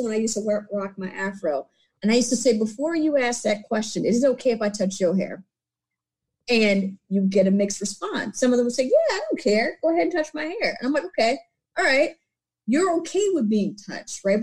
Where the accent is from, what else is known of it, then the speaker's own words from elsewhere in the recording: Detroit, Michigan, United States; I grew up in Detroit